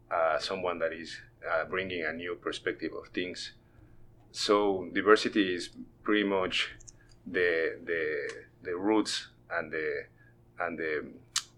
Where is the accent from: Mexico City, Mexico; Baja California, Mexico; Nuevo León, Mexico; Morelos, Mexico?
Mexico City, Mexico; English is a second language; moved away as an adult; now in Northwest Arkansas, United States; I grew up in Mexico City